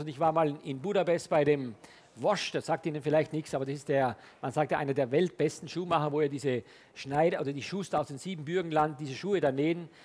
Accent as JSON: {"language": "German", "region": "Styria", "country": "Austria", "tie": "born or raised there", "also_born_or_lived": "Hamburg, Germany / France", "moved": "yes", "said": "Ich komme gebürtig aus der Steiermark. Das ist ein kleines Dorf äh, südlich von Graz"}